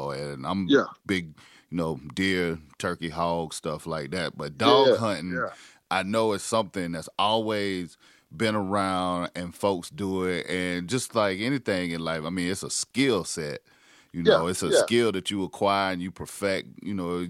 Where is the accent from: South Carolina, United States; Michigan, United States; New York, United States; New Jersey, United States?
South Carolina, United States; I grew up in South Carolina.